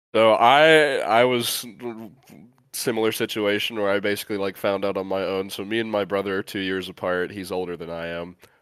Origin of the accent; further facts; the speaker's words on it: a Great Lakes state, Midwest, United States; growing up in a Great Lakes state, uh, and just like the, the Midwest in general